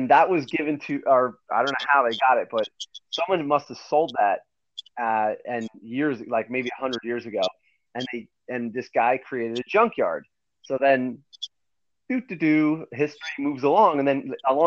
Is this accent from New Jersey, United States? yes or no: yes; New Milford, New Jersey, United States; I grew up in New Milford, New Jersey